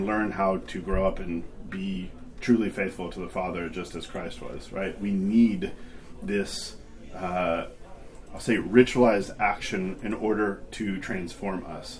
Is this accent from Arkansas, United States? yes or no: yes; Arkansas, United States; being 9 years old in a pew in Arkansas